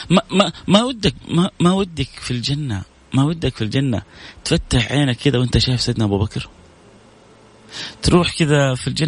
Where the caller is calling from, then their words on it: Sweden; أنا من السويد ممكن تحدثنا عن الصبر على على على المصيبة